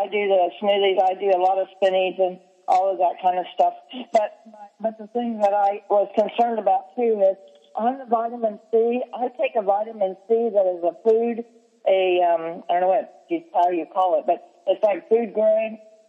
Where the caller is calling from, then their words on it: Kansas, United States; well, I'm calling from Kansas